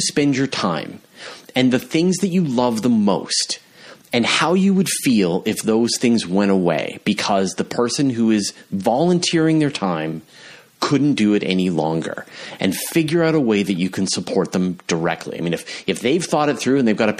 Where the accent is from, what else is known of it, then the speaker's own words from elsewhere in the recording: Canada; I'm from Canada